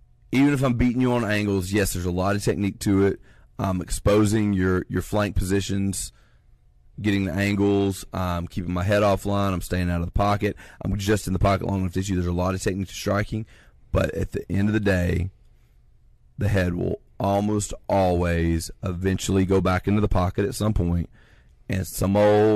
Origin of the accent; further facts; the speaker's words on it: Columbus, Ohio, United States; In my hometown. Hell, I'm the hometown guy